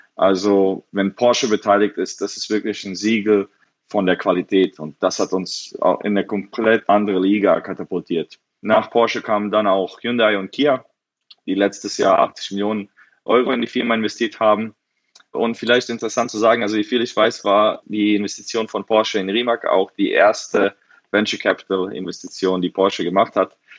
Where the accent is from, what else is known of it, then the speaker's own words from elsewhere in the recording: Frankfurt, Hesse, Germany; also born or lived in Bosnia; ich wurde geboren in Bosnien, aber damals war's Jugoslawien und dann ging der Krieg los und dann sind meine Eltern nach Frankfurt ausgewandert, als ich zwei Jahre alt war